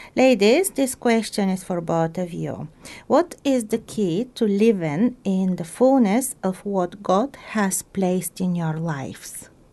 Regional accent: Bulgaria; now in Christchurch, New Zealand; my home country, Bulgaria

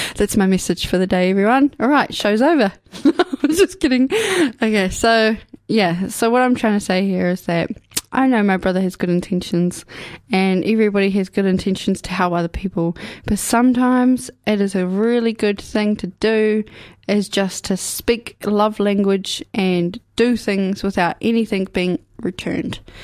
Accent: Ashburton, Canterbury, New Zealand; also born or lived in Dunedin / Timaru / Mosgiel; now in Karitane, New Zealand; I'm from here. I was born in Dunedin. I was raised away in Ashburton. I went to school there.

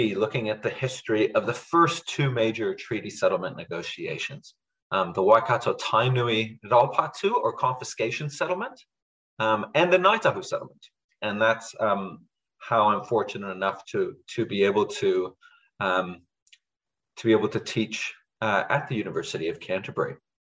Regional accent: Budapest, Hungary; now in New Zealand; So I'm originally from Hungary. I was born in Budapest. And kind of connecting to the last seminar, so we left when it was still Soviet Hungary. So we were actually refugees at the time.

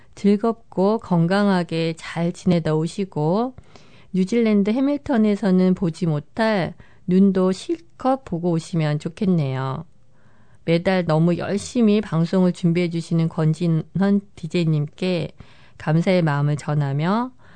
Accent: South Korea

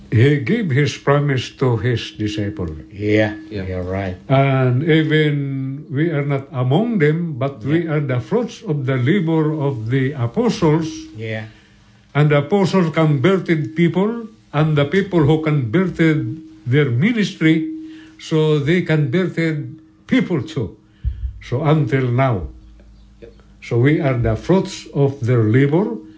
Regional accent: Philippines; we are, we are from the Philippines.

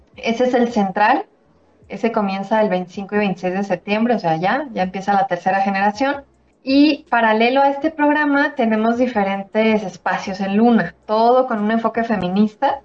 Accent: Mexico; soy mexicana

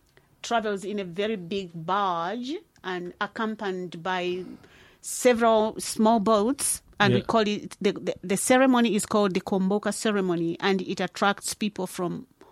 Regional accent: Barotseland, Western Province, Zambia; first language Lozi; English is a second language; moved away as an adult; now in Dunedin, New Zealand; I'm from Zambia and I'm from that part of Zambia called Barotseland, which is in the western province of Zambia.

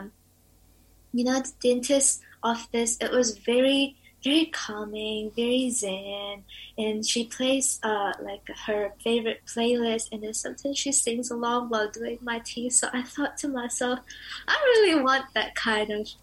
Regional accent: Indonesia; now in Dunedin, New Zealand; I'm from Indonesia

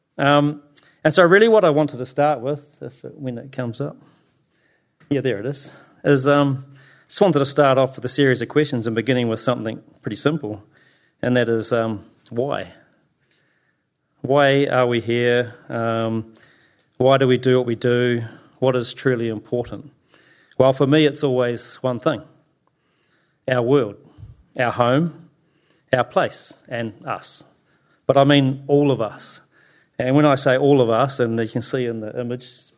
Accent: Christchurch, Canterbury, New Zealand; I've born and raised here in Ōtautahi, lived here all my life.

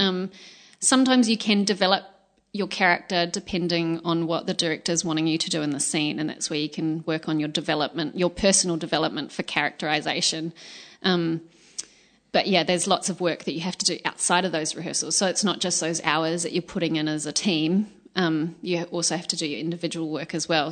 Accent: Australia; moved away as an adult; now in New Zealand; My high school, um, I'm from Australia, and my high school was

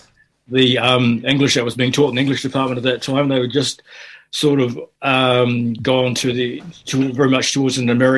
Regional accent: Fiji; also born or lived in Auckland, New Zealand; now in New Zealand; my background growing up in Fiji

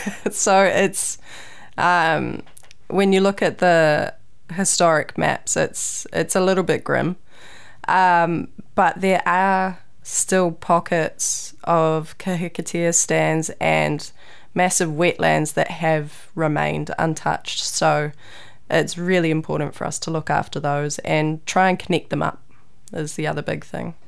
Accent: Raglan, Waikato, New Zealand; I grew up in Raglan, Whangaroa

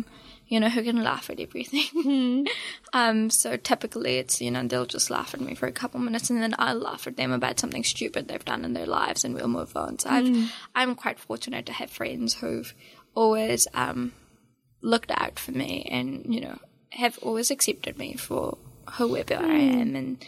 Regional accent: India; moved away; I'm still Indian. Yeah, 100%. Yeah. It's really weird with my accent, and I don't quite know when and how and why I changed this much. People often don't realize that I'm actually an immigrant.

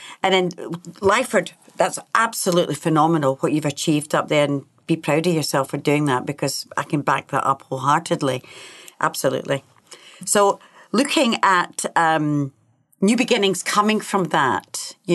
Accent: Scotland, United Kingdom; now in New Zealand; being Scottish

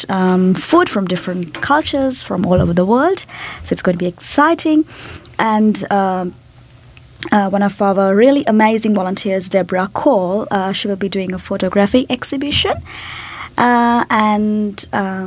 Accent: Sri Lanka; moved away as an adult; now in Nelson, New Zealand; I'm from Sri Lanka. I've been here for 4 years

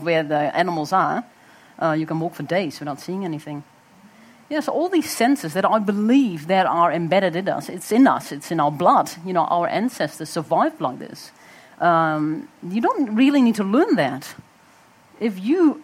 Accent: Netherlands; moved away as an adult; now in New Zealand; I was also growing up in Holland

